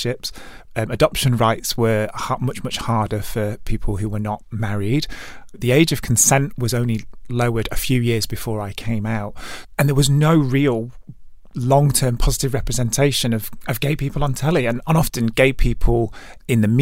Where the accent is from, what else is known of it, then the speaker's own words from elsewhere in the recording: Stockport, North West England, United Kingdom; also born or lived in Manchester; lovely childhood growing up in Stockport. I'm from Gatley, which is a nice leafy suburb